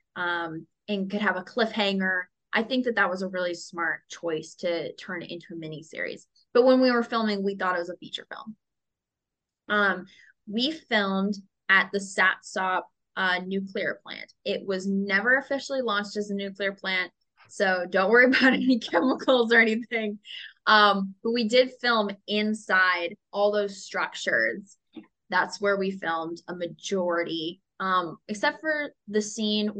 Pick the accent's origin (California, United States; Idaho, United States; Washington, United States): Washington, United States; Seattle; now in Los Angeles, United States; I grew up in Seattle